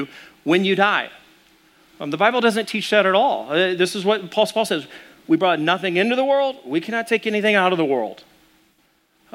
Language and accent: English; Arkansas, United States; I'm from Arkansas